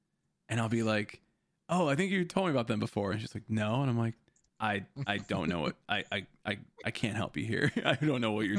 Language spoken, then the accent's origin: English; Chicago, Illinois, United States; We are from Chicago.